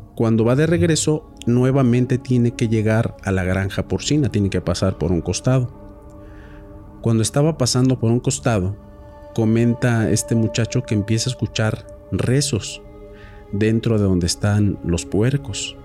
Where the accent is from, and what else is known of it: Mexico